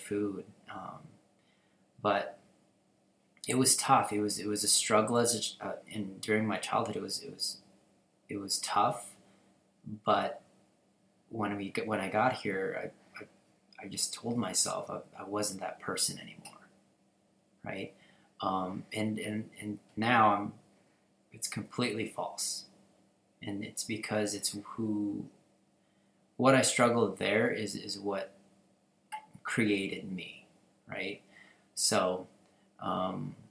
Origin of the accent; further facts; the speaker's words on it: Tucson, Arizona, United States; English is a second language; moved away as an adult; also born or lived in Philippines / California; now in Las Vegas, United States; I was born in the Philippines. I moved here when I was about 7. Right? I lived in California for a few months, and then I moved into Tucson, and I pretty much lived there my entire life